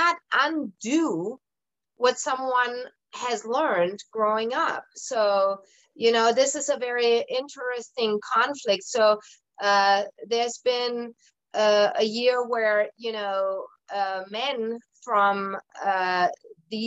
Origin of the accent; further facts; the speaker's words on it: Germany; moved away; I'm originally from Germany. I was born and raised in Germany